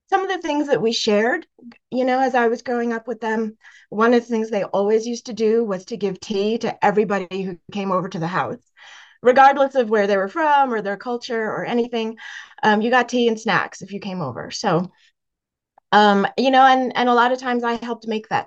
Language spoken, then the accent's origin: English; Massachusetts, United States; My parents were immigrants. They came to the United States in the late 1960s, and I was born here in Massachusetts